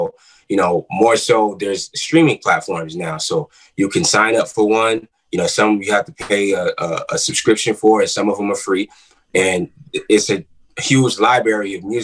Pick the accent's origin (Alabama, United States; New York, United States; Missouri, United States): New York, United States; New York City; now in Atlanta, United States; I'm from Queens, New York